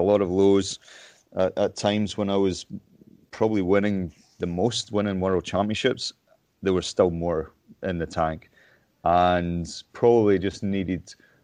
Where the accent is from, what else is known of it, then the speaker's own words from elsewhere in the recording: Lockerbie, Scotland, United Kingdom; moved away as an adult; also born or lived in Stirling; I moved up to Stirling from my hometown in Lockerbie